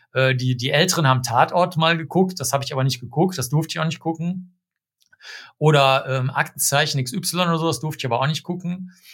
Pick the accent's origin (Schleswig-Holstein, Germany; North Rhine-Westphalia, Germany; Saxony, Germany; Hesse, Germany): North Rhine-Westphalia, Germany; Cologne; ich bin in Köln aufgewachsen